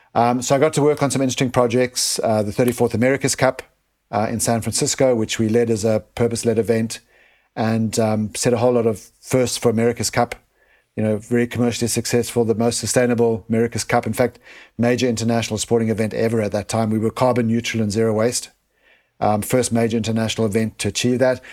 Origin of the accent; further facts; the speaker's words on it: South Africa; moved away; I was born in Africa, um, and grew up and experienced firsthand the poverty in Africa